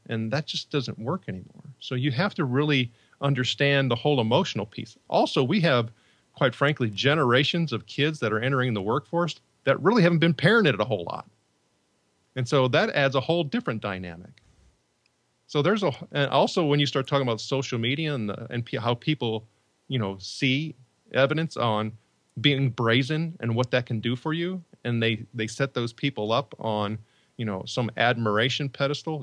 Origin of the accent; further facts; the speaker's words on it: Northwest Indiana, United States; also born or lived in Chicago; I grew up in Northwest Indiana